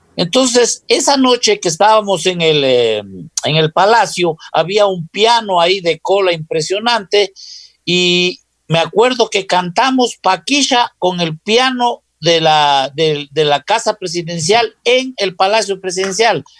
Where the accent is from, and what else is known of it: Loja, Ecuador